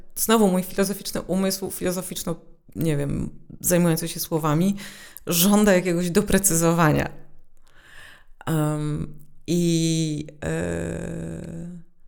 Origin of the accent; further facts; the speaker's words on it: Warsaw, Masovian Voivodeship, Poland; Ja się wychowałam w małym miejscu, które należało do Warszawy